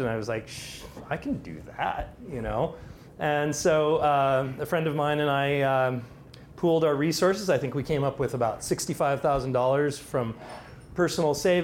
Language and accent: English; Seattle, Washington, United States; I grew up in Seattle